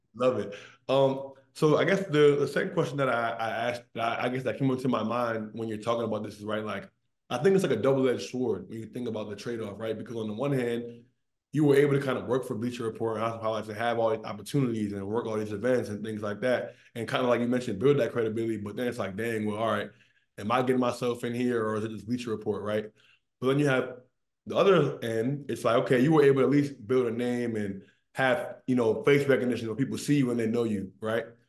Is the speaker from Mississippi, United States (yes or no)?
no; Maryland, United States; I'm an East Coast guy. I'm from Maryland.